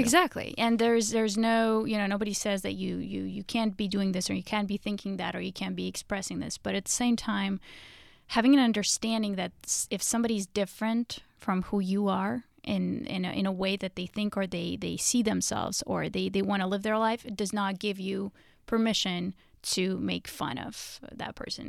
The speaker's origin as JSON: {"language": "English", "country": "Russia", "tie": "born or raised there", "moved": "yes", "said": "growing up in Russia"}